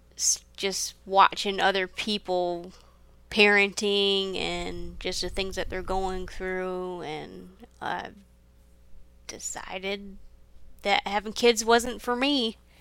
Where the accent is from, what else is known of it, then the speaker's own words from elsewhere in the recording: Michigan, United States; moved away as an adult; now in Florida, United States; I'm from Michigan